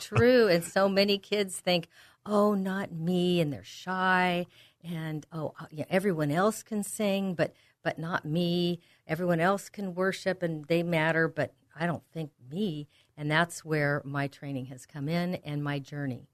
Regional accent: Walnut Creek, California, United States; the San Francisco Bay Area where I grew up in Walnut Creek

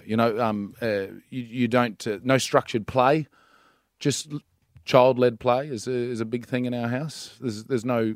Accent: Central Queensland, Australia; I'm from Central Queensland

